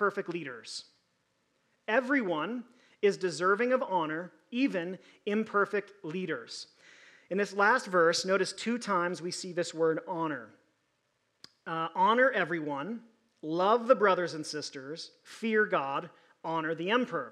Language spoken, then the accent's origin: English; United States; American Christians